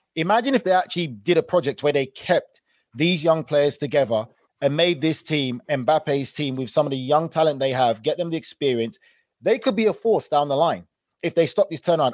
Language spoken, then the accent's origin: English; England, United Kingdom; moved away as an adult; now in United States; I'm English